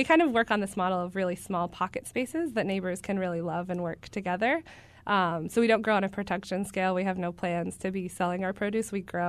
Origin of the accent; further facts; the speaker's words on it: New Hampshire, United States; moved away as an adult; also born or lived in Guatemala; now in Baltimore, United States; So I'm originally from New Hampshire, and also found out later on in life that I come from a family of farmers